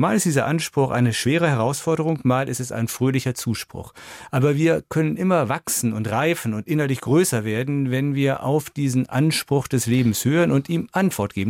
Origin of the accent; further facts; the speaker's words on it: Düsseldorf, North Rhine-Westphalia, Germany; now in Fulda, Germany; weil ich ja in Düsseldorf groß geworden bin